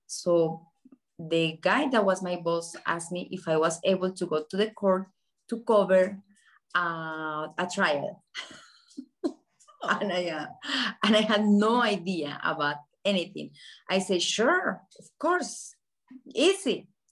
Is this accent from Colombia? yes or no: yes; Colombia; moved away as an adult; now in Miami, United States; I grew up in Colombia when Pablo Escobar was alive